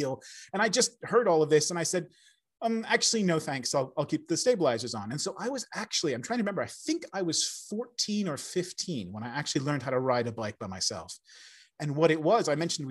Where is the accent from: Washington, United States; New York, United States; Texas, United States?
Washington, United States; Seattle; moved away; I'm originally from America. I grew up in Seattle